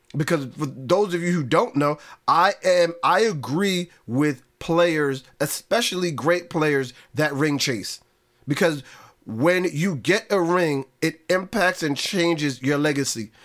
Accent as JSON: {"language": "English", "region": "New York", "country": "United States", "said": "I'm a New Yorker"}